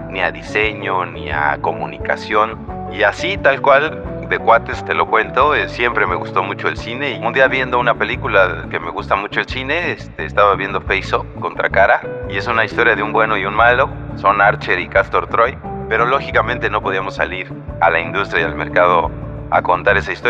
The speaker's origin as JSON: {"language": "Spanish", "country": "Mexico", "said": "Y qué mejor manera de tocando la música que con algo que representa nuestra cultura como mexicanos, que es el corrido, ¿no?"}